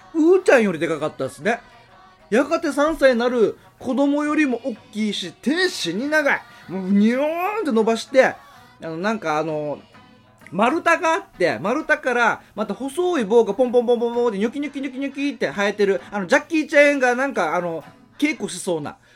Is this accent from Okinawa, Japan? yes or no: yes; Haebaru, Okinawa, Japan; 僕の地元のハエバルのさらに与那覇